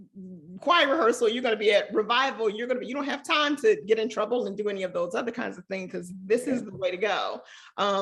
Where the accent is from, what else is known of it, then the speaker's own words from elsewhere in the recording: Chicago, Illinois, United States; moved away as an adult; also born or lived in Stanford, California; I am from Chicago. We moved around. We were always on the South Side, moved around a few times, but I think I probably identify home most as the Auburn Gresham neighborhood